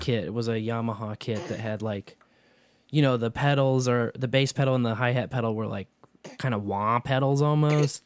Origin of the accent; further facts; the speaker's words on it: Kearney, Missouri, United States; Carney, that's my hometown